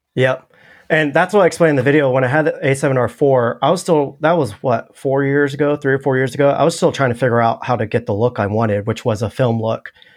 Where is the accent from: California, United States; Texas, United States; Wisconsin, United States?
California, United States; moved away as an adult; also born or lived in Los Angeles, United States; now in Austin, United States; I grew up in California